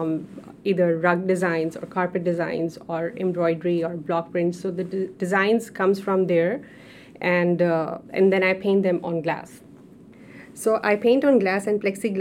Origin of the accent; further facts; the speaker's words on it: Pakistan; moved away as an adult; now in United States; being a Pakistani, having a background over there